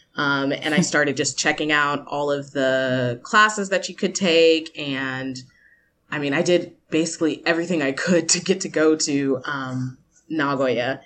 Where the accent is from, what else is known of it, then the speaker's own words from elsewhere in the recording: United States; moved away as an adult; also born or lived in Georgia / Fukuoka; now in Japan; as an American